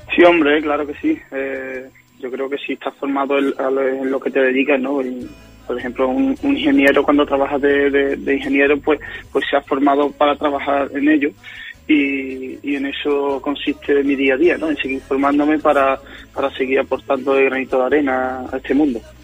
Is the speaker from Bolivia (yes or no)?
no; Guillena, Andalusia, Spain; aquí en, Guillena, un pueblecito de Sevilla de donde soy